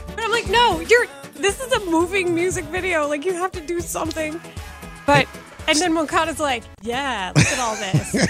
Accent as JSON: {"language": "English", "town": "Dallas", "region": "Texas", "country": "United States", "said": "I'm from Dallas"}